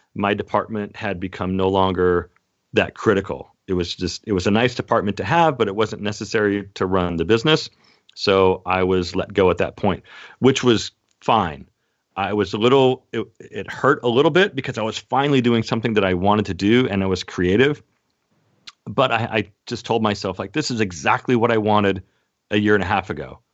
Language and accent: English; Seattle, Washington, United States; moved away as an adult; now in Temecula, United States; born and raised in Seattle, Washington, and I'm currently in Southern California in Temecula